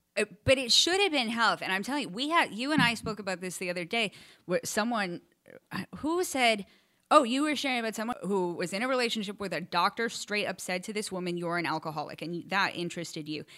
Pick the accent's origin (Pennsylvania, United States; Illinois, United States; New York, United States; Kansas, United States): New York, United States; Port Chester; moved away as an adult; also born or lived in Westchester County, New York; I was born in Portchester, you know, New York at United Hospital